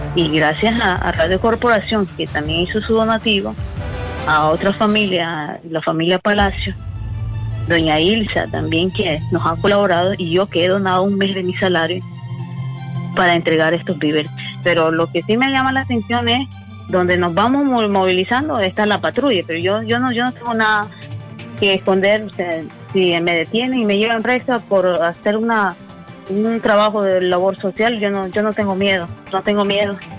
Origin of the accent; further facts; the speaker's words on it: Caribbean coast, Nicaragua; mi deber como costeña, porque yo me siento obligada sobre todo cuando se trata de mi gente